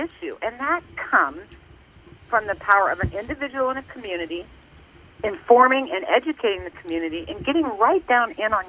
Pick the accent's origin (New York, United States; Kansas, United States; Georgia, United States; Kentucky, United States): Kansas, United States; Lawrence; I'm just born and raised in Lawrence, Kansas, so I thought, oh, my gosh, here we go with another slang word.